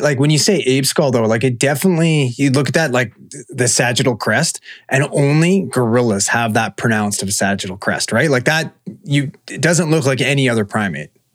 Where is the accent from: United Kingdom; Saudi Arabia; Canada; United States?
Canada; British Columbia; we're we're from BC. This is where we live